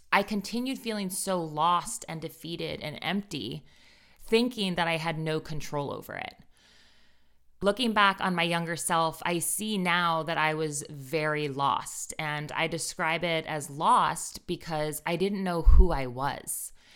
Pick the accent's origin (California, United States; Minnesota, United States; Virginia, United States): Virginia, United States; Northern; I grew up in Northern Virginia